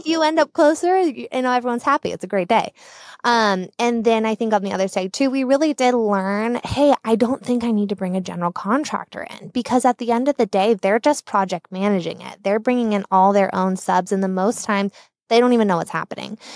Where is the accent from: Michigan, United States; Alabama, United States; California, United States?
California, United States; Southern; moved away as an adult; now in Boise, United States; I am a Southern California native, born and raised in Southern California. I moved up here to Boise, Idaho in late twenty seventeen